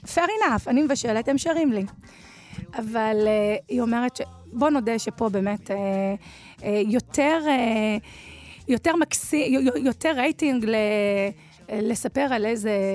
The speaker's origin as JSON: {"language": "Hebrew", "town": "Dimona", "region": "Southern District", "country": "Israel", "tie": "born or raised there", "said": "אני מדימונה"}